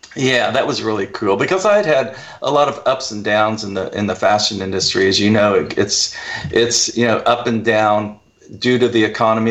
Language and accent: English; United States; also born or lived in Oklahoma / Texas; growing up in Oklahoma and Texas